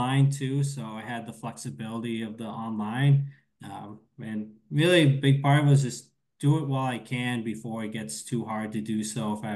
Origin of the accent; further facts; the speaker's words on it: East Coast, United States; moved away; I'm from the East Coast